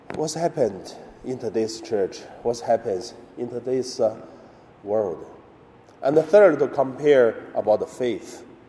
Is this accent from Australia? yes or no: no; China; moved away; also born or lived in Hong Kong; in my hometown in mainland China.